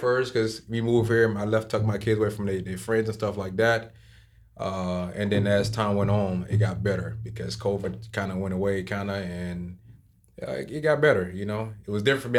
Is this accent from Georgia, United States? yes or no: yes; South Georgia, United States; moved away as an adult; now in Key Biscayne, United States; I'm actually from a small town, and I grew up on a farm where I rode horses